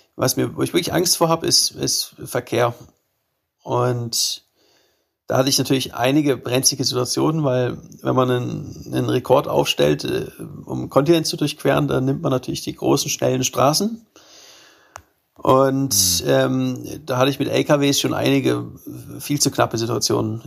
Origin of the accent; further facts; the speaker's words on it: Germany; mein Heimatland